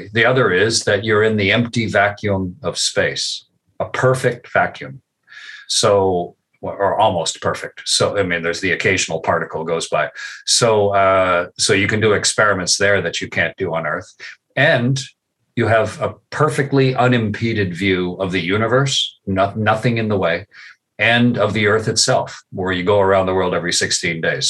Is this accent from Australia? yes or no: no; Canada; I served as a test pilot as a Canadian with the U.S. Air Force and the U.S. Navy